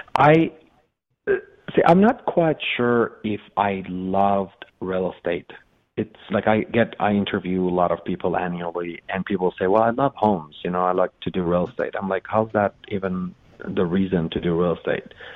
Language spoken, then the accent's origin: English; Iran; English is a second language; moved away as an adult; also born or lived in Los Angeles, United States; now in United States; I was born in Los Angeles. I was 30 days old, moved to Iran with my mother.